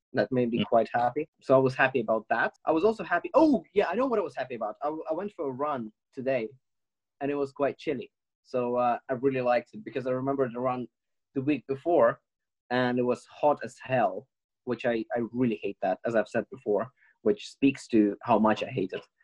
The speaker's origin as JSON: {"language": "English", "country": "Ukraine", "moved": "yes", "lives_now": "United Kingdom", "said": "coming from Ukraine"}